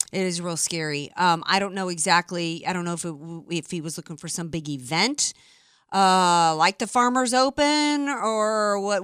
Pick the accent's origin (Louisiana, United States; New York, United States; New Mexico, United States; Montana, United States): Louisiana, United States; New Orleans; now in San Diego, United States; I'm from New Orleans